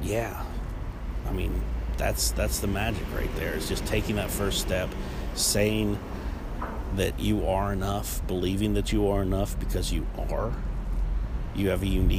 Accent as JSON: {"language": "English", "region": "Ohio", "country": "United States", "tie": "born or raised there", "moved": "yes", "lives_now": "Charlotte, United States", "said": "I came from a tiny coal mining town. a middle of nowhere place. If you've ever been on 70 and 77 and you've stopped for gas at that point, you've probably been into my hometown"}